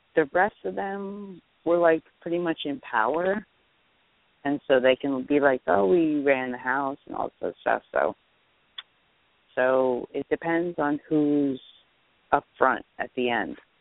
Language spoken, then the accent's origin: English; New Jersey, United States; I'm from Jersey